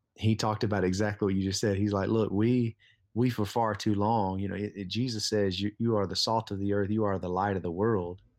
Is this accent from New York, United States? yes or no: no; Lithonia, Georgia, United States; I grew up in Lithonia, Georgia